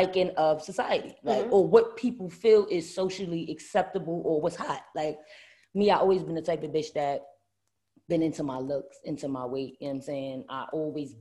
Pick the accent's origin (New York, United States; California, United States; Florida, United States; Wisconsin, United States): New York, United States; New York City; moved away as an adult; now in Atlanta, United States; I'm born and bred in Brooklyn